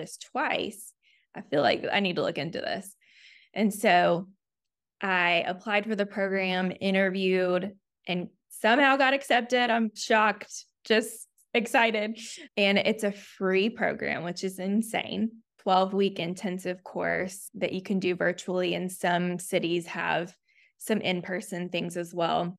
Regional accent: Chattanooga, Tennessee, United States; moved away as an adult; also born or lived in Auburn, Alabama / Memphis, Tennessee; now in Nashville, United States; I grew up in Chattanooga, Tennessee

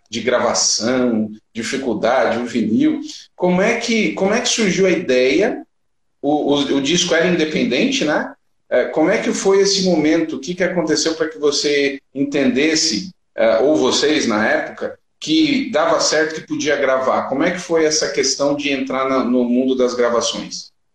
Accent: São Paulo, Brazil; moved away; also born or lived in Piauí / Maranhão; eu sou de São Paulo

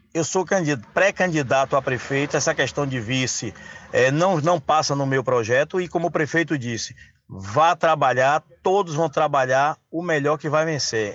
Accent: São Félix, Bahia, Brazil; o povo da minha terra

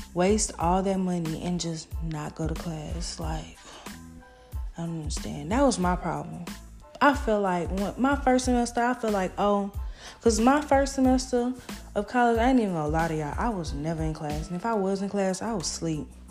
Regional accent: Baton Rouge, Louisiana, United States; I'm from Baton Rouge, Louisiana

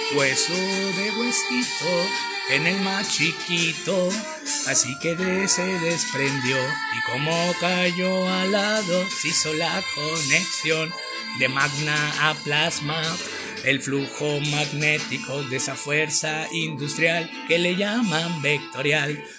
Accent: Mexicali, Baja California, Mexico; soy de Mexicali

